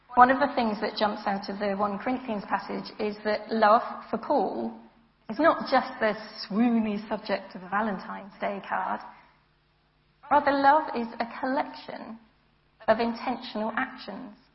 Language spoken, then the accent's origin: English; United Kingdom; I'm British.